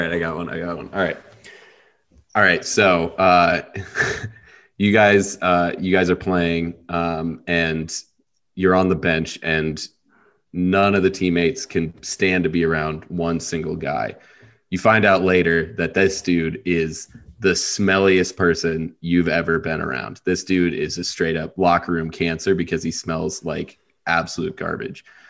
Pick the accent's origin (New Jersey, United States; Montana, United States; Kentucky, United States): Montana, United States; I'm from Montana and I played some hockey growing up